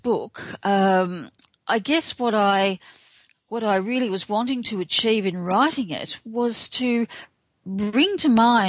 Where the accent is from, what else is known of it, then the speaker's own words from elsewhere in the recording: Australia; I'm Australian